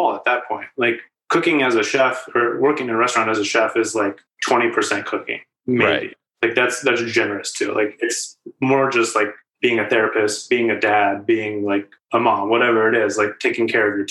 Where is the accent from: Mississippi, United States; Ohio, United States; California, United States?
Ohio, United States; Mansfield; now in Columbus, United States; I'm from Mansfield. It's about an hour north of here.